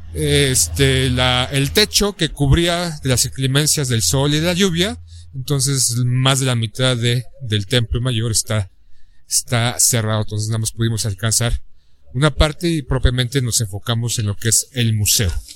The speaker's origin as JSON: {"language": "Spanish", "country": "Mexico", "said": "soy un mexicano más"}